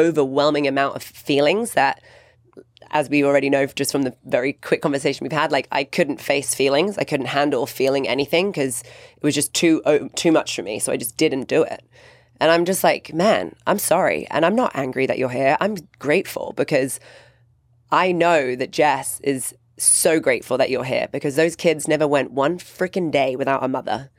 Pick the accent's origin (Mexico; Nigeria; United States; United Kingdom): United Kingdom; England; growing up in England